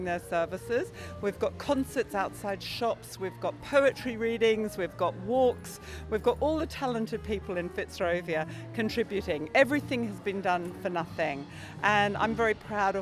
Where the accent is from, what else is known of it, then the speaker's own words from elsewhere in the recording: Australia; now in London, United Kingdom; I'm from Australia, but it's Scottish. My grandparents immigrated from Glasgow.